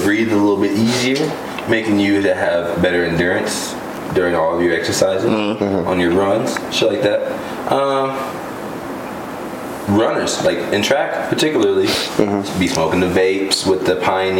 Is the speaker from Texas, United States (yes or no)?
yes; Dallas, Texas, United States; I'm from Texas.